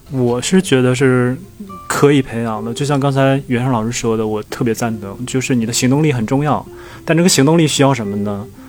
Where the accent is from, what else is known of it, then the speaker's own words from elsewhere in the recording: China; 我们中国人